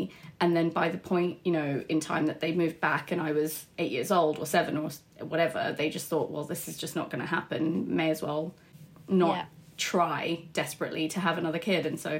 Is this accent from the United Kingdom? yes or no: yes; London, United Kingdom; also born or lived in United States; Together we grew up in Wembley, but I was born in the States, so there's a big age gap between us. So I was sort of 0 to 8 in a completely different place, and then we moved back to England, and then we lived in Wembley, fairly lovely detached house with both our parents.